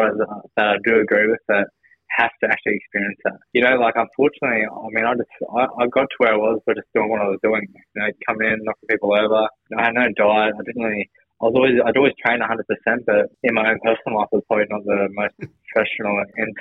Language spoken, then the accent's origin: English; Brisbane, Queensland, Australia; not only my home state, but my hometown, Brisbane